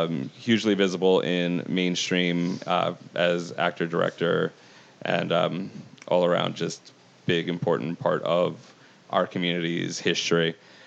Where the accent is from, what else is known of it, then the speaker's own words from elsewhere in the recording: New York, United States; as a New Yorker who had connections to people who managed to make it out alive